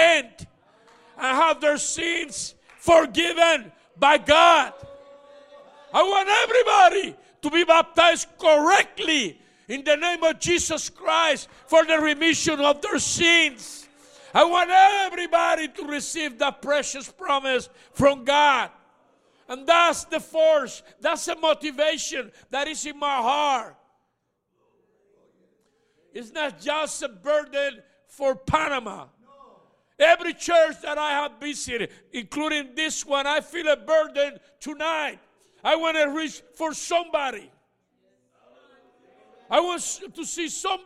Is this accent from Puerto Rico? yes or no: yes; Puerto Rico; I was born and raised in Puerto Rico.